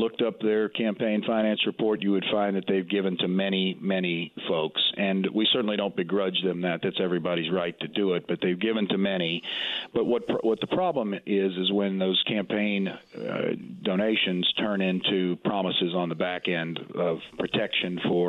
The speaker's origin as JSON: {"language": "English", "town": "New Orleans", "region": "Louisiana", "country": "United States", "tie": "born or raised there", "said": "I'm from Louisiana. I love Louisiana. I was born and raised right there in New Orleans."}